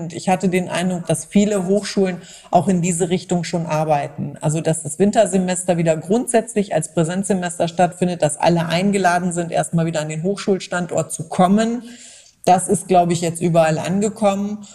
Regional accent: Germany; Bei uns in Deutschland

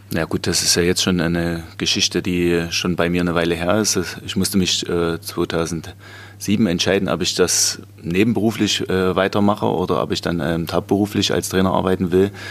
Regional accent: Großboden, Germany; Also ich habe dann angefangen ähm, in Großboden, wo ich aufgewachsen bin.

